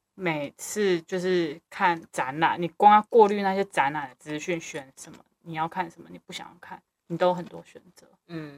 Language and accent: Chinese; Kaohsiung, Taiwan; also born or lived in Chiayi; 我是高雄人，你，我绝对不会讲任何高雄的好话，因为我已经生存在那边二十年了